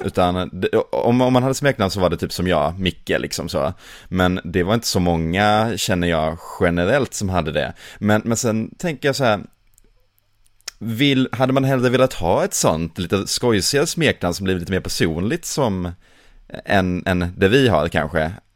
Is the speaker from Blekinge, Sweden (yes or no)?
yes; Blekinge, Sweden; de som jag växte upp med hemma, hemma utanför Stockholm, eh, hemma i Blekinge